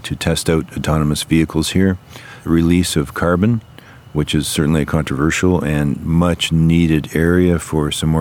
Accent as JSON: {"language": "English", "region": "Ontario", "country": "Canada", "said": "I come from Ontario, which is a four-hour plane ride away"}